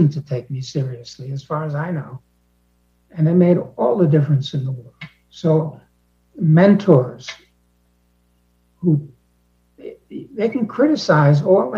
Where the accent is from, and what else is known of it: New York City, New York, United States